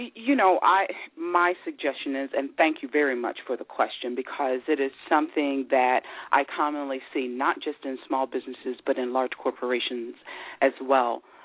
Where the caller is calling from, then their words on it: Philadelphia, Pennsylvania, United States; I'm calling from Philadelphia, Pennsylvania